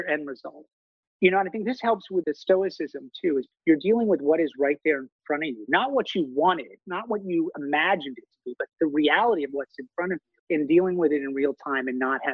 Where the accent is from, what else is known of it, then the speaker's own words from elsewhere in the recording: Maine, United States; moved away; growing up in Maine, in a rural community, we have long winters